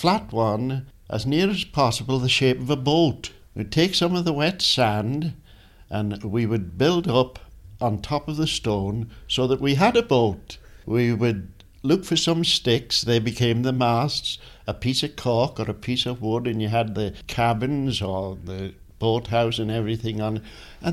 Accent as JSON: {"language": "English", "town": "Peel", "country": "Isle of Man", "tie": "born or raised there"}